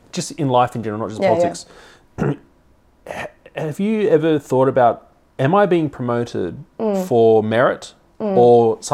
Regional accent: Sydney, New South Wales, Australia; I grew up in Bankstown, which is like Dandenong, right?

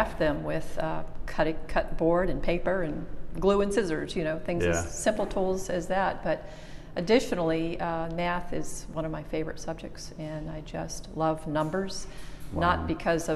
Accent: Chesapeake, Virginia, United States; also born or lived in North Carolina; I grew up on the Norfolk side of Chesapeake and graduated from Indian River High School

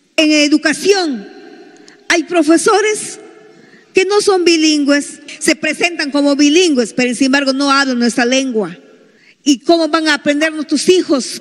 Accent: Peruvian Amazon, Peru

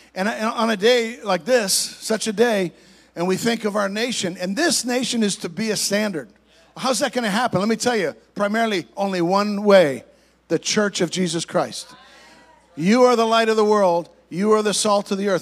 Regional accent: Canada; moved away as an adult; now in United States; I'm originally from Canada, I'm an American citizen as well, but, but I grew up in Canada, so I have a different perspective. Came down here when I was 21 years old

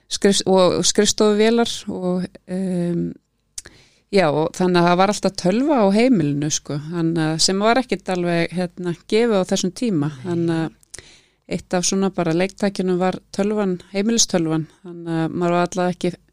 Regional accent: Reykjavík, Capital Region, Iceland; also born or lived in Edinburgh, United Kingdom; ég elst upp bara í Breiðholti, í Efra Breiðholti og hérna fór í Hólabrökkuskóla og, og var hérna bara bjó í sömu blokk frá því ég fættist og þangað til ég flutta heimann.

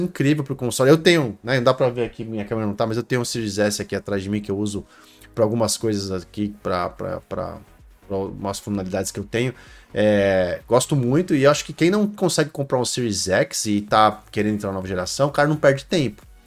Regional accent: Brazil; sou brasileiro, cresci no Brasil, a vida inteira no Brasil

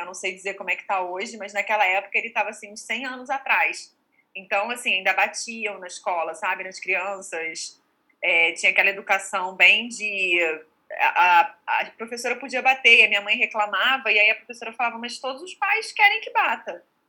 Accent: Rio de Janeiro, Brazil; also born or lived in Portugal; eu sou carioca, estudei aqui, fiz tudo aqui. Na verdade, eu morei cinco anos em Portugal mas quando eu era criança, dos 7 aos 12

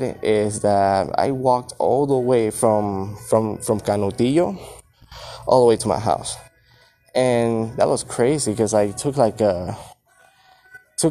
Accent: Puerto Rico; also born or lived in Florida; now in El Paso, United States; I was born in Puerto Rico

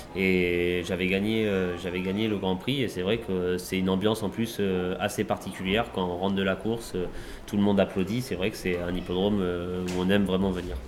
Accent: Normandy, France; je suis originaire de Normandie en Normandie

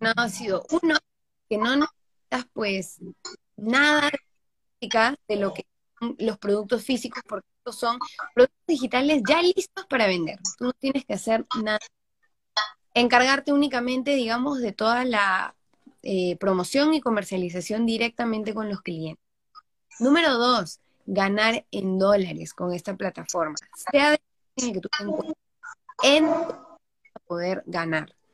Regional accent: Peru; moved away; vivo fuera de mi país, yo soy de Perú

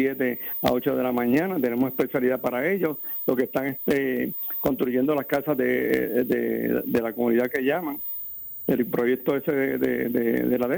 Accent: Ponce, Puerto Rico; somos de Marueño

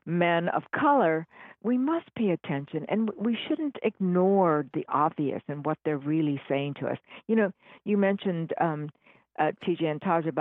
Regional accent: Hawaii, United States; now in San Francisco, United States; I was born and raised in Hawaii, so were my parents

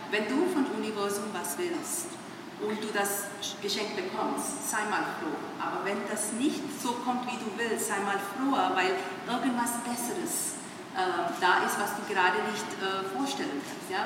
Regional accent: India; German is a second language; moved away as an adult; also born or lived in Hong Kong / Switzerland; now in Germany; deutsche Staatsbürgerin bin, ich hätte gedacht, was für ein Quatsch redet ihr? Weil ich bin ursprünglich, komme ich aus Indien.

